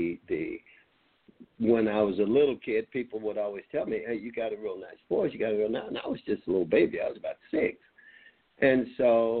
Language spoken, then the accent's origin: English; Meridian, Mississippi, United States; I'm from Meridian, Mississippi.